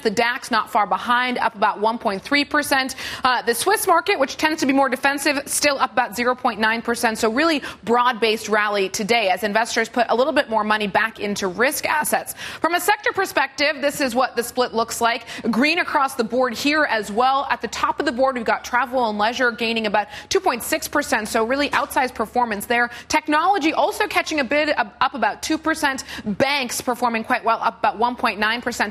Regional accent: Massachusetts, United States; born or raised there; moved away as an adult; now in London, United Kingdom

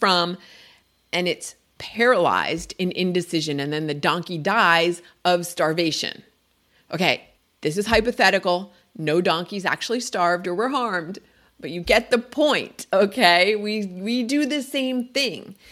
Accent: New Jersey, United States; moved away; I grew up in New Jersey

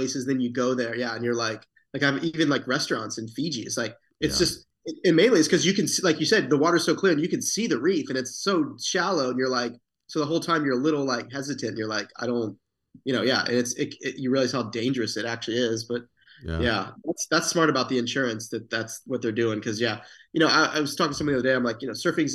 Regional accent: Satellite Beach, Florida, United States; I grew up in Florida, Satellite Beach

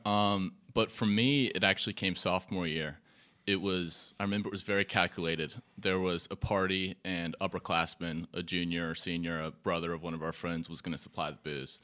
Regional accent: Charlotte, North Carolina, United States; I'm from Charlotte, born in Charlotte all my life, Quinn City. Um, went to Charlotte Latin, um, K through twelve

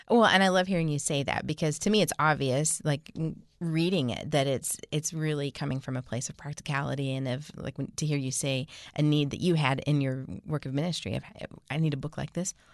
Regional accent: Pacific Northwest, United States; I'm from the Northwest, so I'm like, Bellevue.

